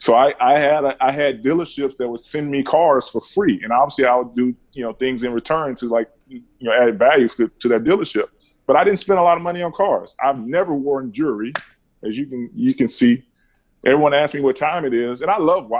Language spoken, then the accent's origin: English; Alabama, United States; I grew up in Keldon, Alabama